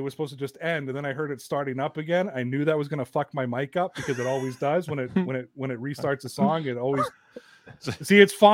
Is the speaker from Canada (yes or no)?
yes; Toronto, Ontario, Canada; I am Toronto's pride and joy